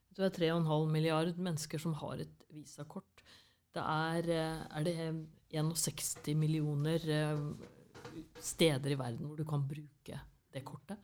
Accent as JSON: {"language": "Norwegian", "town": "Fredrikstad", "region": "Østfold", "country": "Norway", "tie": "born or raised there", "accent": "Fredrikstad dialect", "moved": "yes", "said": "Jeg er fra Kråkerøy. Det er en øy Eh, på vei til Hvaler."}